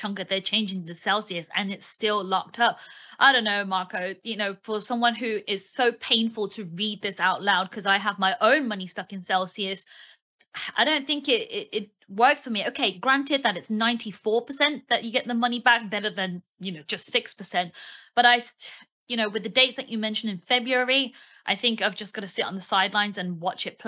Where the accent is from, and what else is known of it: United Kingdom